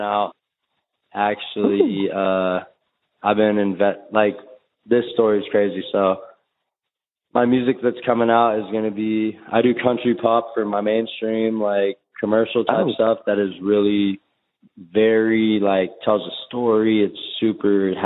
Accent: Jackson, California, United States; I'm from Jackson, California, small country town in Northern California

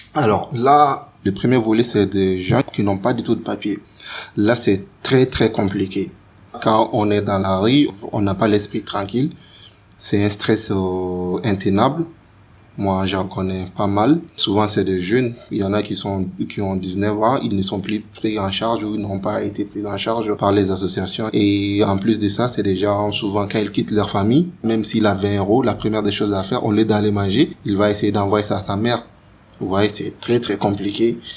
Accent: Mali; moved away as an adult; now in France; quand on a quitté le Mali

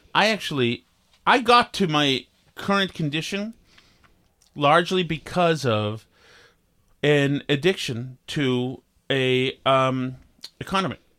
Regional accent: Vermont, United States; we had growing up in Vermont

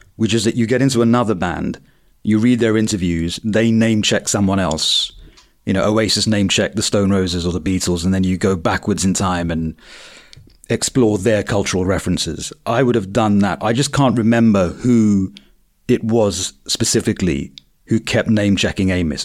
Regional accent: Croydon, London, United Kingdom; I grew up in Croydon in the nineties

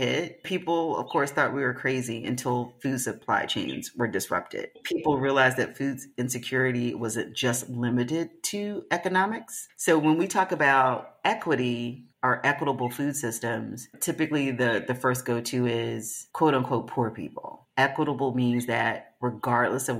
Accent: the South, United States; I'm from the South

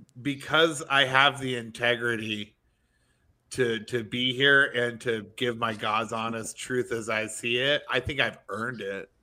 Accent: Midwest, United States; I'm a comedian, veteran. I'm trash from the Midwest.

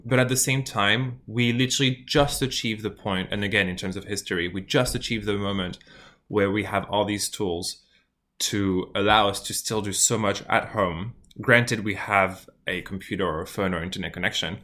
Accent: France; moved away as an adult; now in Melbourne, Australia; I'm from France as well, and I've been in Australia since, for, like, the past six years

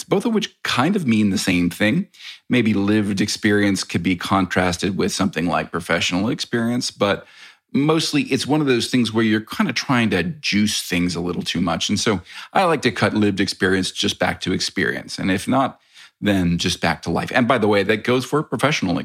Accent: United States; I am American

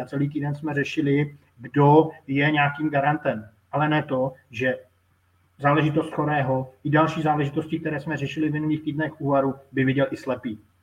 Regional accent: Moravia, Czechia; jsem Moravák

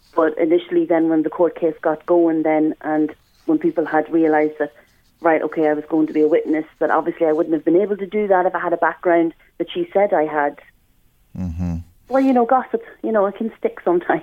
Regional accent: Ireland; me as an Irish person

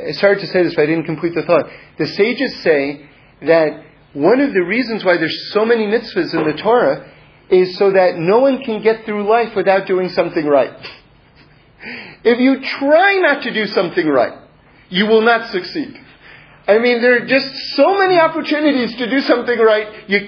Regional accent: New York City, New York, United States; when I was growing up in New York City

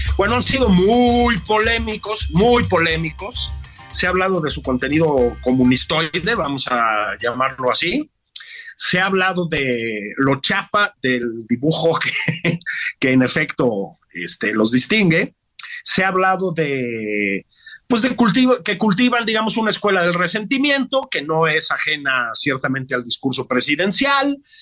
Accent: Mexico City, Mexico; pues chilango

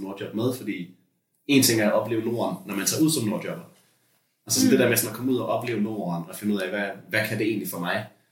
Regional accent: Lolland, Zealand, Denmark; born or raised there

